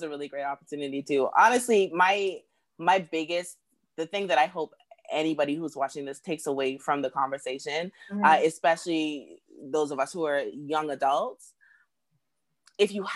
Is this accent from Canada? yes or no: no; Freeport, Grand Bahama, Bahamas; moved away as an adult; also born or lived in Nassau, Bahamas; now in Beijing, China; I have family, you know, from my hometown of Freeport